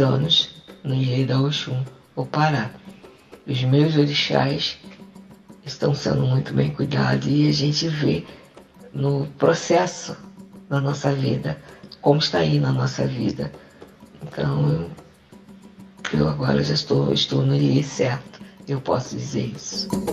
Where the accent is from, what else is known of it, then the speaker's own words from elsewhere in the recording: Rio de Janeiro, Brazil; now in João Pessoa, Brazil; Sou do Rio de Janeiro, mas normalmente estou morando em João Pessoa.